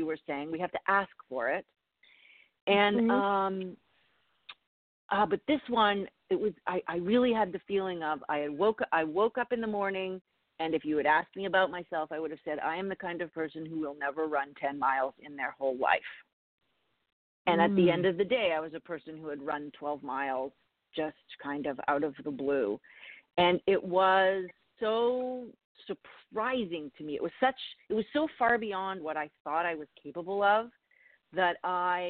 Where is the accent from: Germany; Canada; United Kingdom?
Canada; moved away as an adult; also born or lived in Toronto; now in New York, United States; I'm Canadian, and I grew up in Canada